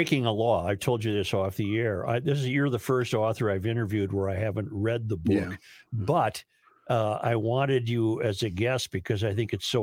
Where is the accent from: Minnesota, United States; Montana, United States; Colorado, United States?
Minnesota, United States; I'm a Minnesotan